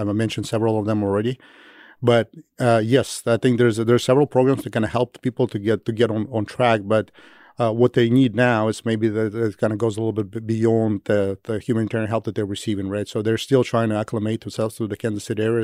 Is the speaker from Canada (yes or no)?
no; Kyiv, Ukraine; moved away; I'm from Kyiv originally